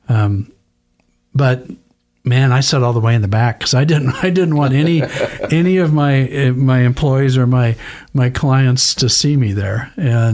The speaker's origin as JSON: {"language": "English", "region": "Idaho", "country": "United States", "tie": "born or raised there", "said": "I grew up in Idaho."}